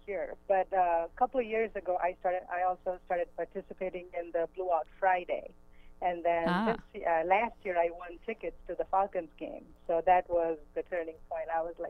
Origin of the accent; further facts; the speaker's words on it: India; English is a second language; now in United States; So I moved from India about 11 years ago, and we don't have football over there.